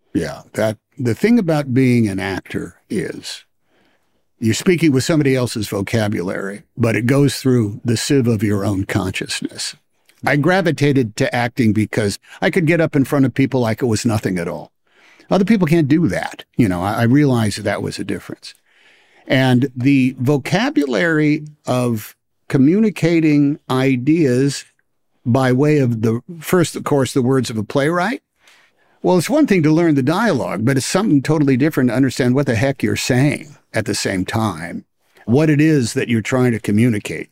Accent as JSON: {"language": "English", "town": "Oakland", "region": "California", "country": "United States", "said": "I was from Oakland"}